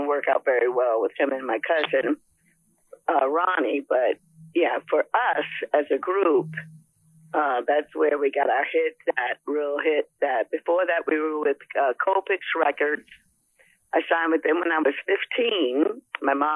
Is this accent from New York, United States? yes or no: yes; New York City, New York, United States; we were from Manhattan